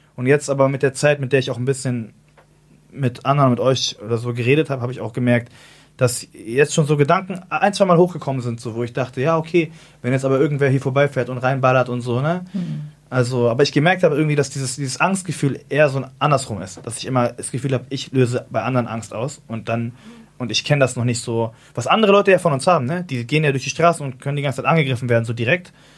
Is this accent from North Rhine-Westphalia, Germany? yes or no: no; Hamburg, Germany; ich bin ja so in Altona groß geworden